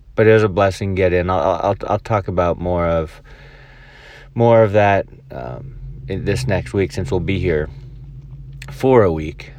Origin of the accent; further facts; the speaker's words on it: El Dorado Hills, California, United States; now in Mobile, Alabama, United States; where I grew up in El Dorado Hills